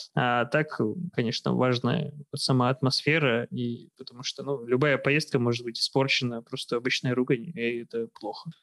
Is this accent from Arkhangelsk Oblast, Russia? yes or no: yes; Arkhangelsk, Arkhangelsk Oblast, Russia; moved away as an adult; also born or lived in Saint Petersburg; now in Kyrgyzstan; я с севера, из Архангельска